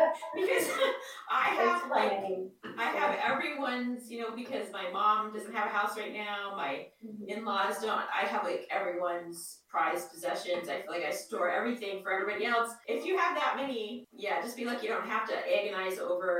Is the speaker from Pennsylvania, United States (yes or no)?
no; Arizona, United States; I'm from Arizona